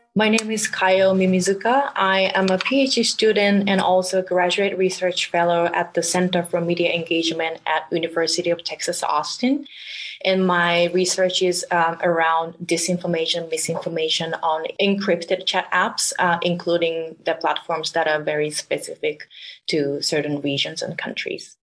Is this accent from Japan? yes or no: yes; Japan; moved away as an adult; now in United States; I'm originally from Japan